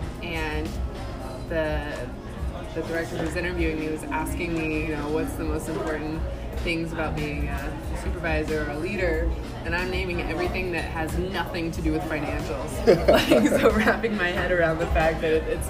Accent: Ohio, United States; moved away; I'm originally from Ohio

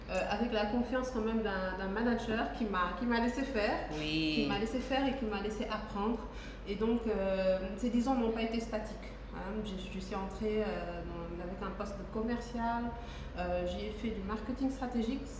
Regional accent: Senegal; je suis une Sénégalaise. Les femmes cachent leur âge, pas moi, j'ai 35 ans.

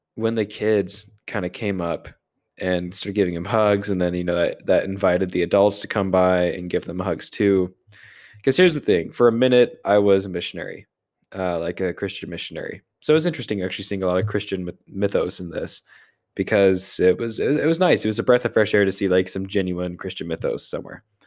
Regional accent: United States; I'm an American

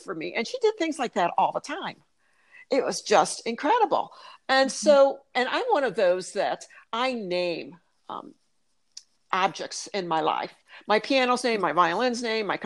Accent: Illinois, United States; moved away; also born or lived in Minnesota; my home state is Illinois, okay? And at the time I was living in Minnesota

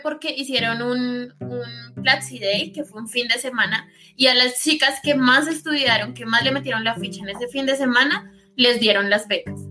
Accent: Bogotá, Colombia; moved away as an adult; now in Envigado, Colombia; yo soy de Bogotá. Nací en el sur de Bogotá, específicamente Usme, y ahorita mismo estoy viviendo en Envigado, Antioquia

